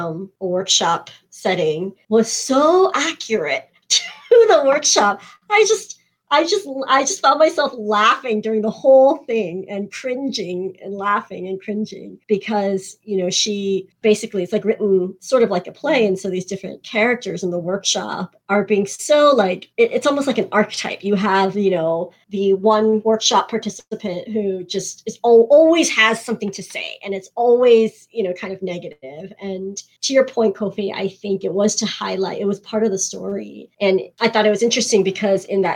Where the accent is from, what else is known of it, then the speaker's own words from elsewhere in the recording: United States; also born or lived in South Korea; I too have lived abroad in my home country and realized while I was living there how very American I actually am